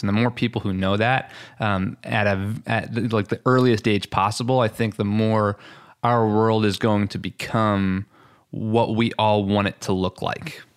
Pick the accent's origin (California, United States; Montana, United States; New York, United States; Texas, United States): New York, United States; Long Island; accent: New York, Long Island; moved away; I'm originally from Long Island, New York, and so sometimes that accent comes out